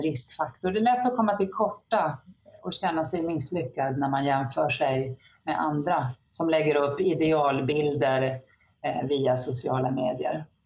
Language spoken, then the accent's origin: Swedish; Norrland, Sweden; moved away; när jag växte upp i Norrland